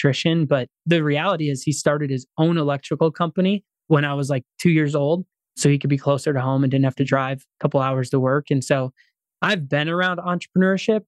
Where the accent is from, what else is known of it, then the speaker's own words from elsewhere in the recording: Pierce, Minnesota, United States; my hometown of Pierce, Minnesota